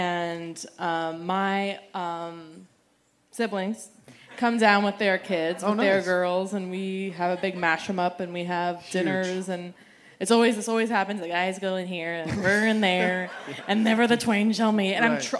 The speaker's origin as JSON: {"language": "English", "town": "Boston", "region": "Massachusetts", "country": "United States", "tie": "born or raised there", "lives_now": "Los Angeles, United States", "said": "I love that. I was born and raised in Boston, and so I'm so used to that."}